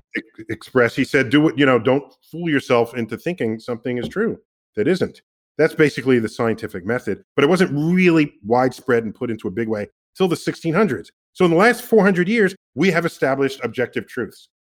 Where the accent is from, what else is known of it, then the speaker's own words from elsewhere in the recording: New York City, New York, United States; I'm from the Bronx